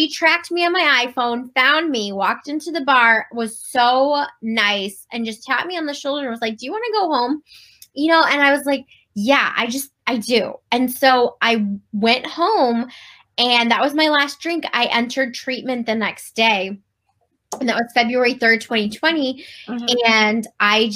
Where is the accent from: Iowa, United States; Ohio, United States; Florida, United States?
Ohio, United States; Cleveland; moved away as an adult; now in Virginia, United States; I moved from Virginia back to my hometown of Cleveland